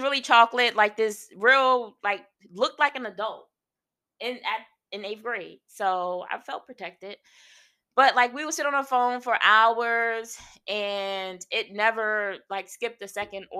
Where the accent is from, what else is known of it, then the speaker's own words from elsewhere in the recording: Newark, New Jersey, United States; I'm from Newark